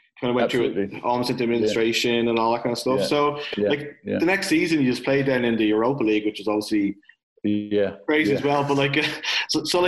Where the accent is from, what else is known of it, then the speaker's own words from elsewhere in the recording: Ireland; I'm from Ireland